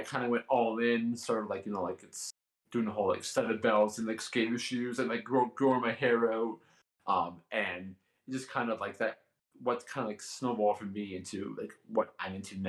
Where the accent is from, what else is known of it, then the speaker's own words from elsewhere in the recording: Canada; I'm Canadian